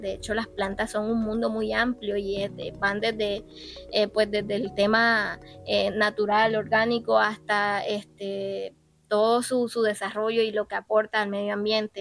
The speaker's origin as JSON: {"language": "Spanish", "town": "Baranoa", "region": "Atlántico", "country": "Colombia", "said": "yo amante de mi tierra obviamente sé la riqueza que, mi Baranoa me ofrece"}